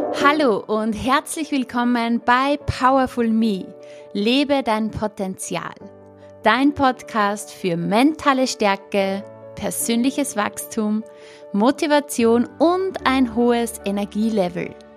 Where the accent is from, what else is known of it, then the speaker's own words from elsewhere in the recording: Upper Austria, Austria; accent: Upper Austrian dialect; meinen oberösterreichischen Dialekt